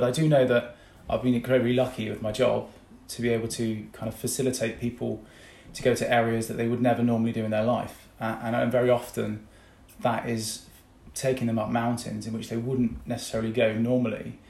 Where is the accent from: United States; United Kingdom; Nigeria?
United Kingdom; Devon, South West England; also born or lived in Eastbourne; we grew up in Devon, so I had Dartmoor and had the sea kind of on my doorstep